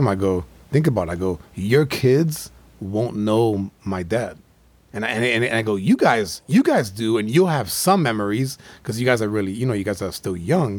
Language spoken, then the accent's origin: English; New York City, New York, United States; moved away; we both were born in Manhattan. She grew up mostly in the Bronx. I grew up in Manhattan